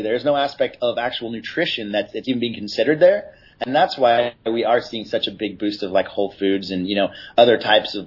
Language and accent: English; San Clemente, California, United States; I'm from San Clemente.